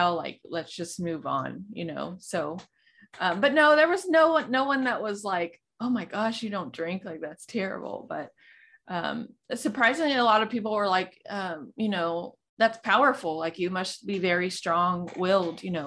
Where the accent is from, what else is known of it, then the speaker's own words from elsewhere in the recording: Texas, United States; I'm from Texas and we're huge on football